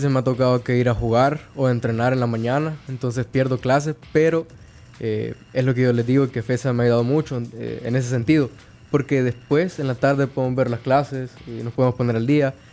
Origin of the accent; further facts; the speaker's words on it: Izalco, Sonsonate, El Salvador; born there; Sí, yo nací en Izalco.